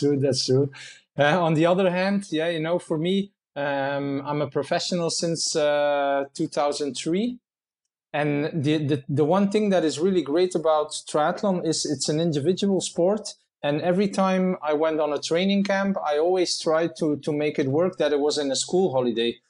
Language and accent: English; Menen, Flanders, Belgium; in my own town, in my hometown in, in Minen here in Belgium.